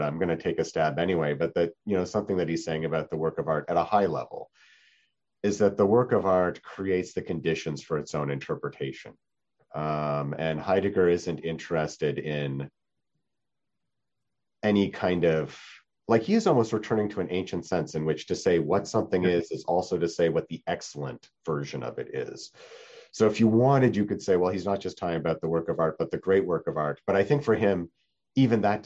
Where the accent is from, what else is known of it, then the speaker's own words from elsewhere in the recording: Canada; moved away; I'm from Canada